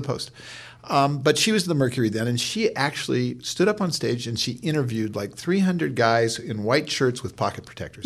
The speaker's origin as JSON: {"language": "English", "town": "Palo Alto", "region": "California", "country": "United States", "tie": "born or raised there", "said": "I grew up in Palo Alto"}